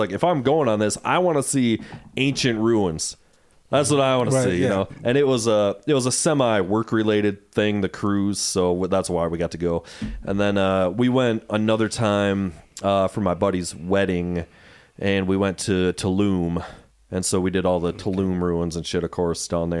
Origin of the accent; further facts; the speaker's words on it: Muskegon, Michigan, United States; We're all from Muskegon